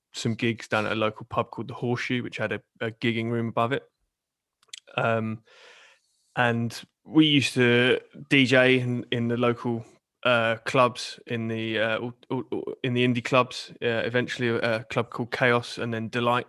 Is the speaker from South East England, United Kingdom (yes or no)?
yes; Portsmouth, South East England, United Kingdom; I'm born and raised in Portsmouth